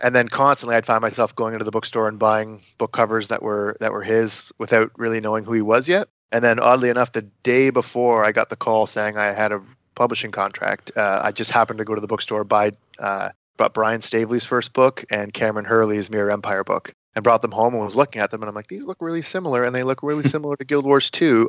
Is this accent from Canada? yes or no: yes; Brighton, Ontario, Canada; my hometown of Brighton, Ontario